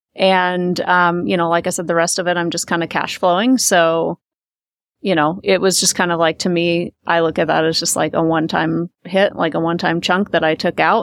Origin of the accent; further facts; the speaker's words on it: Omaha, Nebraska, United States; moved away as an adult; now in Colorado, United States; I've grew up there